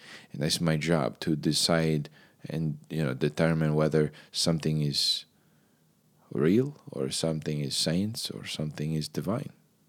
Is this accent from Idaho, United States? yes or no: no; Boston, Massachusetts, United States; I'm from Boston.